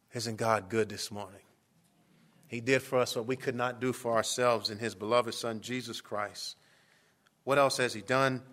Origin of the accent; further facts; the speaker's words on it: Miami, Florida, United States; moved away as an adult; also born or lived in Kentucky; I grew up in Miami